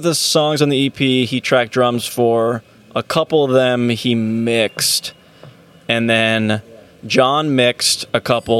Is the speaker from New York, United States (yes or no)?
no; Poway, California, United States; So I grew up on Boxwood Court. It's in Poway.